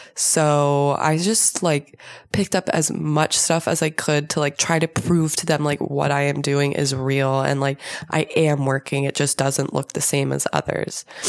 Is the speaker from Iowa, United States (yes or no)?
no; Southern California, United States; I was born and raised in Southern California